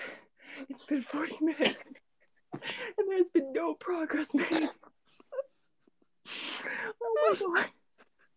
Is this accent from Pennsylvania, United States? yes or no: yes; Pittsburgh area, Pennsylvania, United States; I'm a native Pittsburgher. I'm from about 45 minutes out, so I don't have, like, a Pittsburgh accent